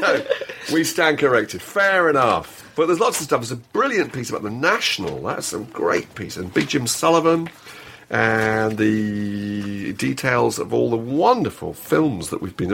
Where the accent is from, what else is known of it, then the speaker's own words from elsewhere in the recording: United Kingdom; we are particularly British and self-lacerating.